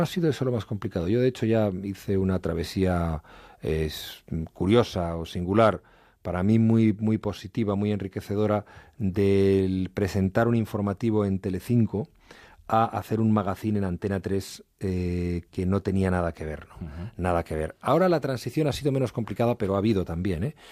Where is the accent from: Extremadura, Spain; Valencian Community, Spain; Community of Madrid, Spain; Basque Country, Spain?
Community of Madrid, Spain; Madrid; also born or lived in Asturias; yo nací en Madrid